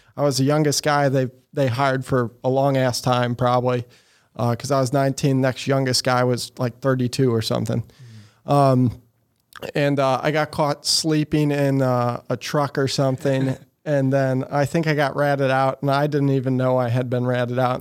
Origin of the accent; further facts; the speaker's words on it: Eureka, Missouri, United States; also born or lived in Sunset Hills, Missouri / St. Louis, Missouri; was raised in Eureka, Missouri, out by Six Flags